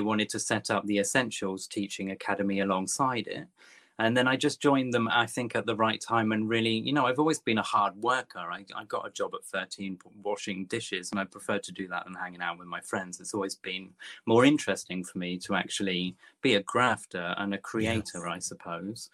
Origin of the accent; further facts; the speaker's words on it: Topsham, South West England, United Kingdom; now in London, United Kingdom; I've been in London 25 years, but I'm originally from Devon. Uh, okay, little, little um, kind of estuary village called Topsham, just outside Exeter